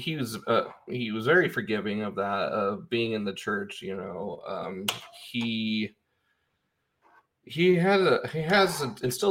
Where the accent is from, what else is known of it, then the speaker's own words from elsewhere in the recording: Manti, Utah, United States; I grew up in Central Utah